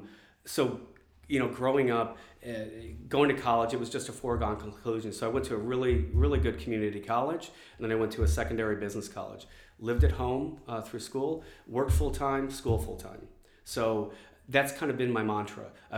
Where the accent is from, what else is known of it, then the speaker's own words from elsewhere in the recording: Warren, Michigan, United States; moved away as an adult; also born or lived in Detroit, Michigan / Hollywood, California / China; now in Melbourne, Australia; So I grew up in Detroit, Michigan, actually in Warren, which is 8 miles. Separates Detroit from Warren.